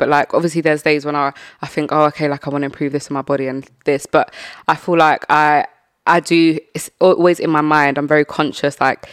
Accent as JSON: {"language": "English", "region": "London", "country": "United Kingdom", "tie": "born or raised there", "said": "I want like something in my hometown"}